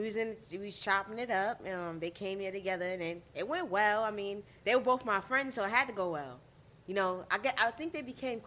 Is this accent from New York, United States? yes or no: yes; New York City, New York, United States; I'm from the Bronx, too.